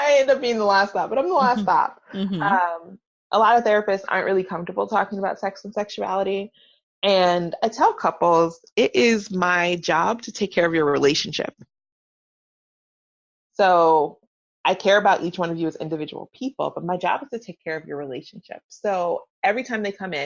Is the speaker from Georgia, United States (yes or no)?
yes; Atlanta, Georgia, United States; I'm from Atlanta, so I am a recovering Baptist.